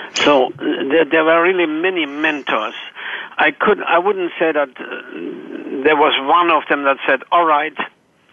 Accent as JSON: {"language": "English", "country": "Germany", "tie": "born or raised there", "also_born_or_lived": "Chicago / Atlanta", "moved": "as an adult"}